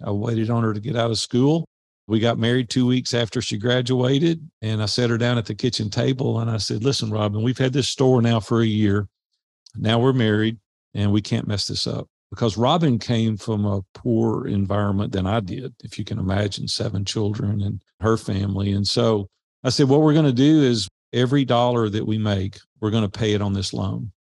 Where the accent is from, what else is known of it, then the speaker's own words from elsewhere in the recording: Nashville, Tennessee, United States; growing up in Nashville